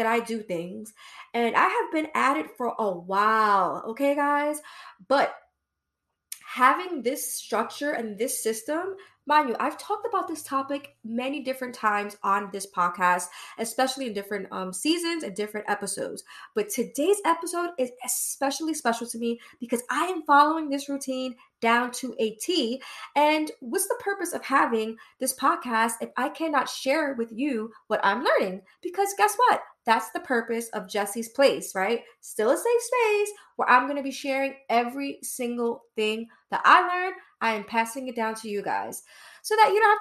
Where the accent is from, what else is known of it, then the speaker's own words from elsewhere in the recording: New York City, New York, United States; I'm from Brooklyn, East New York